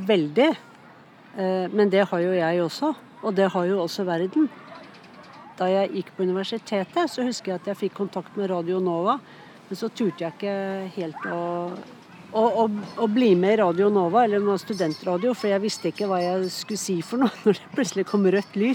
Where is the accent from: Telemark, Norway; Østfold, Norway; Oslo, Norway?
Oslo, Norway; born there; also born or lived in Bærum / Sweden / Scotland / United States; Jeg er mye fra Østlandet. da. Jeg er født i Oslo, men så har jeg bodd mye i Bærum.